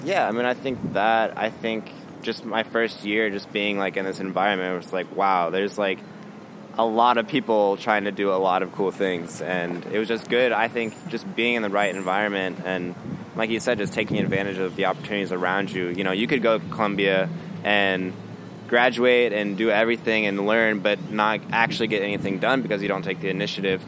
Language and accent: English; Kansas City, Missouri, United States; now in Chicago, United States; I grew up in Kansas City, Missouri